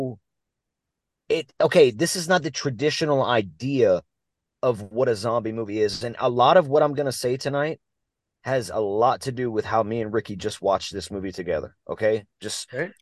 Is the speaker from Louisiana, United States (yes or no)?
yes; Louisiana, United States; We're from Louisiana, dude. We only know two languages